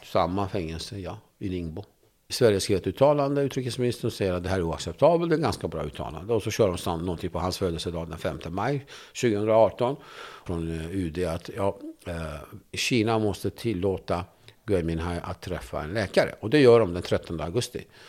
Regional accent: Turkey; now in Sweden; när jag växte upp i Turkiet så fick inte vi tala kurdiska

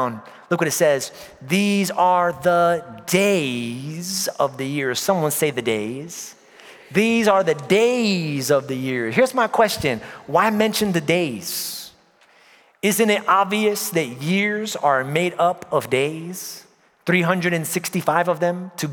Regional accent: New York, United States; moved away; Born and raised in New York

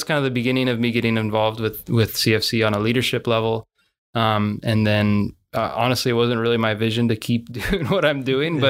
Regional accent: Salem, United States; I grew up here in Salem for the most part.

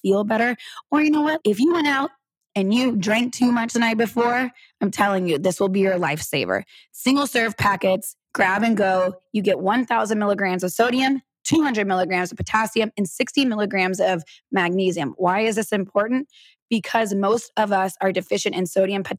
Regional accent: Texas, United States; I'm born and raised in Texas

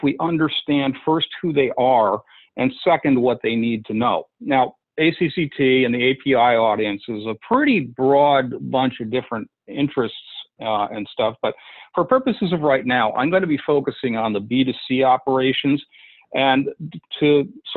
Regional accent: Massachusetts, United States; my home state of Massachusetts

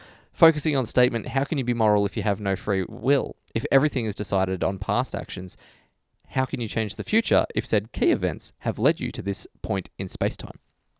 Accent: Australia; you're like legally obligated to say that as an Australian.

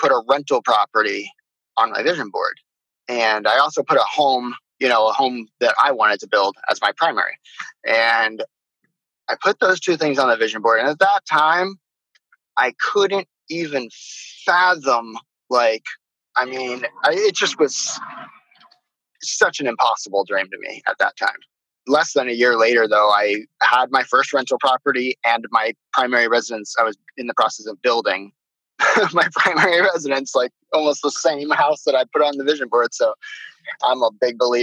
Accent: Miami, Florida, United States; moved away as an adult; now in Maui, United States; So I live in Maui, Hawaii. I grew up in Miami, Florida.

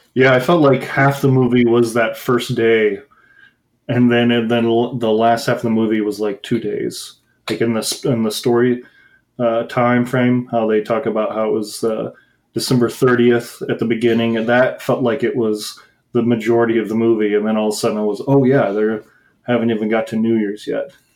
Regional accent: Midwest, United States; I grew up in the Midwest and like in like suburbs

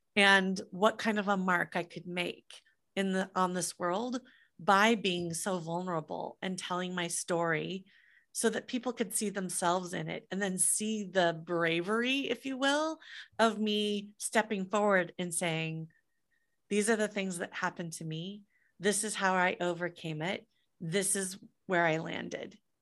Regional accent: Des Moines, Iowa, United States; moved away; I grew up in Des Moines, Iowa.

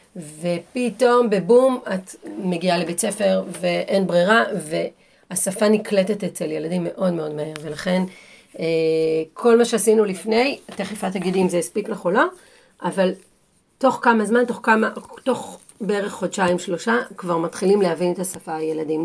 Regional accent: Israel; moved away as an adult; now in England, United Kingdom; לנו כישראלים

